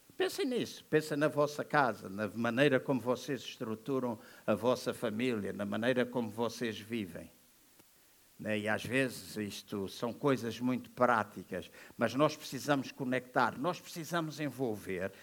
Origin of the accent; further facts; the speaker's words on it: Angola; Eu sou angolano da nascença